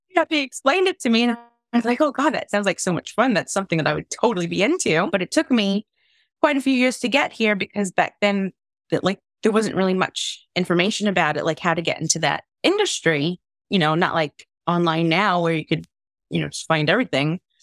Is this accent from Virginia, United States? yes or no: no; New York, United States; moved away as an adult; also born or lived in Long Island; now in North West England, United Kingdom; I'm originally from New York, I grew up in Queens and Long Island when I was a teenager, but I've been living in the UK now for the last 12 years